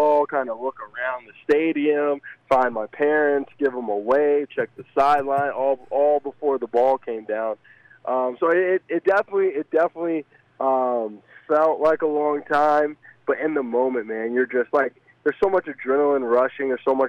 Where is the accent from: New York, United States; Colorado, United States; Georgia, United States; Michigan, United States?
Georgia, United States; Alpharetta; I'm from Alpharetta, Georgia.